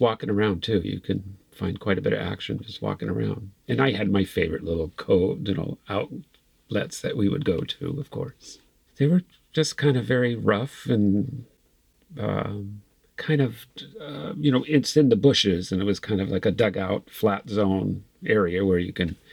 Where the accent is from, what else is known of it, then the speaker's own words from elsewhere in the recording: Santee, California, United States; I grew up in Santee